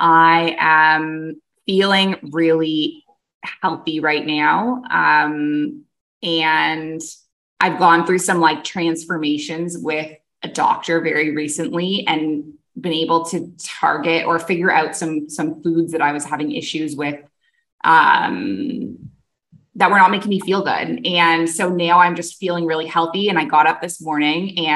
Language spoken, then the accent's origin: English; Canada; moved away as an adult; also born or lived in Middle East; now in Bali, Indonesia; I'm a Canadian who moved across the world to the Middle East at age 23